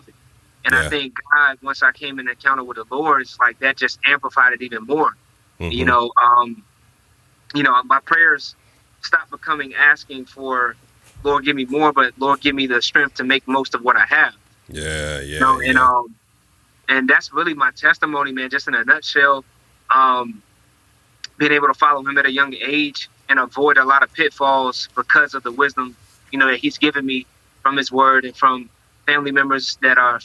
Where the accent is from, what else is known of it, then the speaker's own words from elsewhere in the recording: North Carolina, United States; I was born in North Carolina